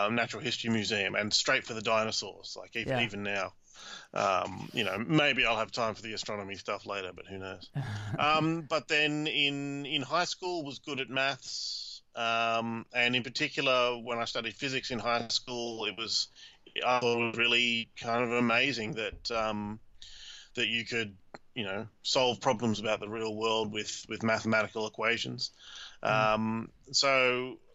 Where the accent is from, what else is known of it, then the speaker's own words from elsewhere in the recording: Australia; also born or lived in Cambridge, United Kingdom / Switzerland; I'm Australian, grew up in Australia, did my undergrad at Sydney University